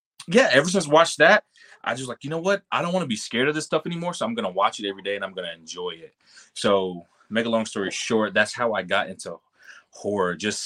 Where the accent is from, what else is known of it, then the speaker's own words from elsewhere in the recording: Cartersville, Georgia, United States; I'm originally from Cartersville, Georgia, which is a small town northeast of of Atlanta.